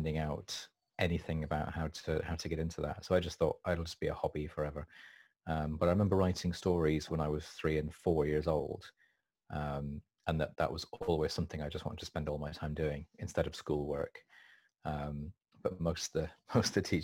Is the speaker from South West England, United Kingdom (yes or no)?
yes; Wiltshire, South West England, United Kingdom; also born or lived in York; I was born in York, but we mostly lived in Wiltshire when I was growing up. So I went to school there.